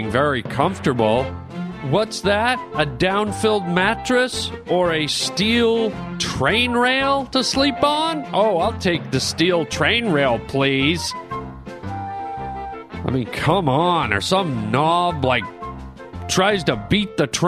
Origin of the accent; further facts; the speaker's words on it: Canada; now in United States; I am a Canadian boy, but I'm also an American boy now. I have my American citizenship, but I'm always happy and proud to represent the land of my birth